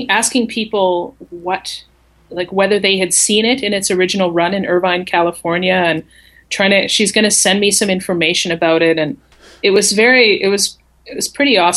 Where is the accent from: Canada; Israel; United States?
Canada; accent: Canadian; also born or lived in Calgary; I was from Canada